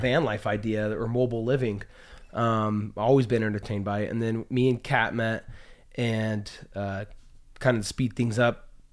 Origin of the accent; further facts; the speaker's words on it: Utah, United States; also born or lived in Las Vegas, Nevada / Seattle, Washington / Texas / San Diego, California; I kinda claim Utah as home. Um, grew up most, most of my years here, probably about fifteen years here in Utah